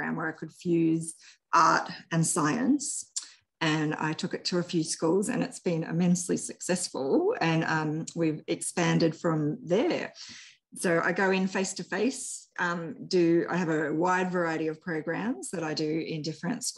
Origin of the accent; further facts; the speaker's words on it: New South Wales, Australia; moved away; I was originally from New South Wales